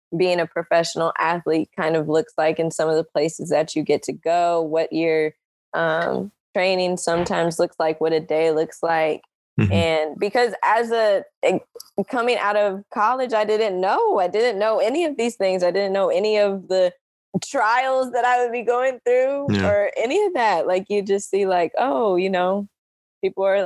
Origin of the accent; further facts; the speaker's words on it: Kansas City, Missouri, United States; I'm from Kansas City